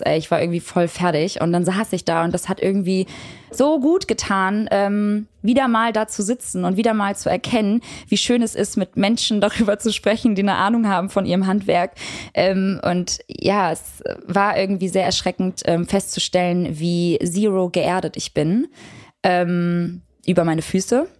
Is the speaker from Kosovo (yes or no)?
yes; Kosovo; ich komme aus dem Kosovo. Ich bin Albanerin